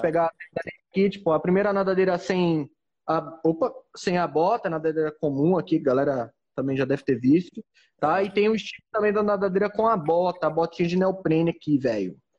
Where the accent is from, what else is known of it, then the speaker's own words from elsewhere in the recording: Goiânia, Goiás, Brazil; also born or lived in Santos; now in Fernando de Noronha, Brazil; sou natural de Goiânia